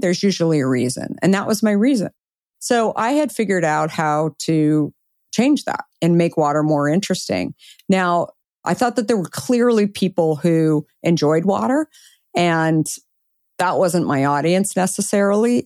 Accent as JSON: {"language": "English", "region": "Arizona", "country": "United States", "tie": "born or raised there", "said": "I grew up in Arizona"}